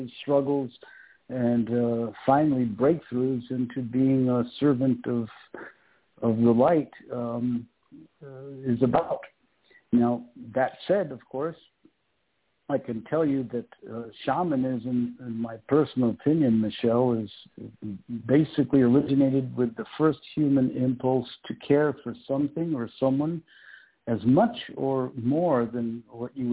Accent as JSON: {"language": "English", "country": "Peru", "tie": "born or raised there", "said": "I was born and raised in Peru"}